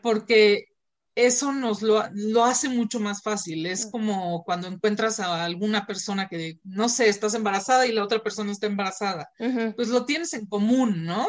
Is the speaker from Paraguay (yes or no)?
no; Mexico; aquí en México estamos